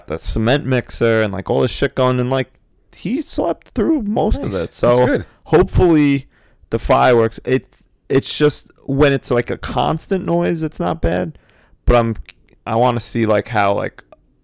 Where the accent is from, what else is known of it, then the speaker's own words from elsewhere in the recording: United States; I am still proud to be an American